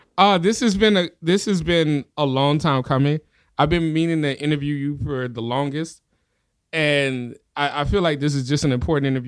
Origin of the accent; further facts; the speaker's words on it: New Orleans, Louisiana, United States; I'm from New Orleans.